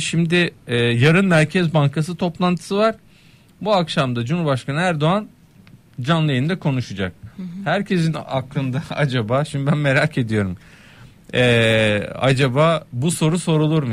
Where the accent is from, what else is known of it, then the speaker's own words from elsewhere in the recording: Kastamonu, Turkey; bugün de benim memleketim Kastamonu.